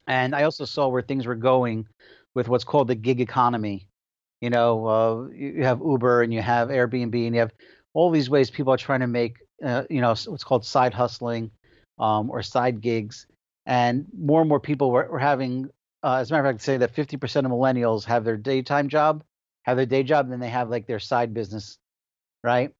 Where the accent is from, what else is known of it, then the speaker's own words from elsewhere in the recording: Passaic, New Jersey, United States; I was born and raised in Passaic, New Jersey